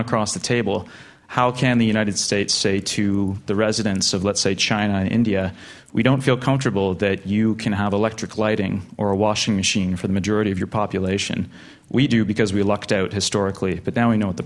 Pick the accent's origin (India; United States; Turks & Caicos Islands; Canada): Canada; I'm Canadian